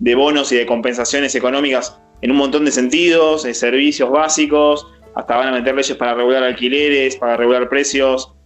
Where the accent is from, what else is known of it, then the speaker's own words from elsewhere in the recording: Argentina; Somos bizarros argentinos